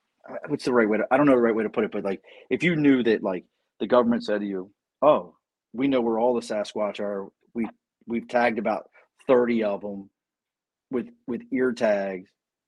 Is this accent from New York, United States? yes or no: no; Missouri, United States; Missouri is my home state.